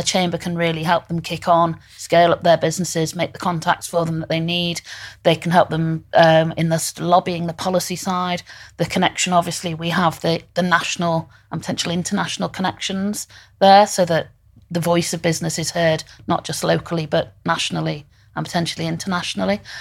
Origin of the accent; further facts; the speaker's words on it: Liverpool, North West England, United Kingdom; I, I'm from Liverpool. I went to Waite University and Law College and I came back